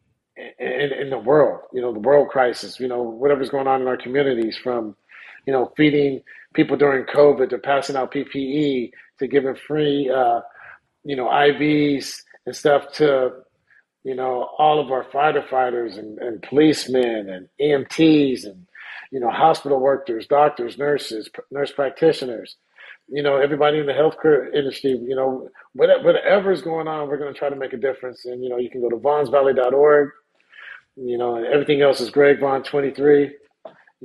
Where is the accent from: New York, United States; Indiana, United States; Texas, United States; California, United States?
California, United States; Sacramento; right outside of my hometown of Sacramento